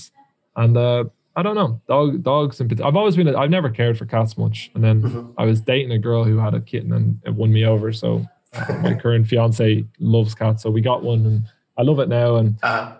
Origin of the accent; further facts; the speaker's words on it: Ireland; accent: Irish; I can't even pronounce words in English as an Irishman